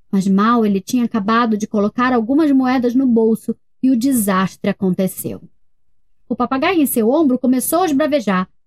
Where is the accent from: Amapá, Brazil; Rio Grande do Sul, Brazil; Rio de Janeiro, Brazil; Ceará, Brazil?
Rio de Janeiro, Brazil; Nós somos do Rio de Janeiro.